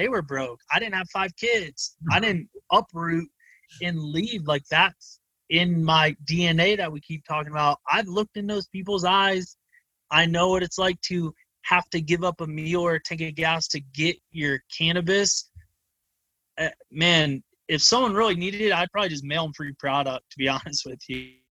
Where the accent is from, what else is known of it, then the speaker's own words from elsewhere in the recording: Ohio, United States; accent: Midwest; now in Colorado, United States; that Midwest accent, I see it as mountain. So MNT is how the company got his name, because I'm from Ohio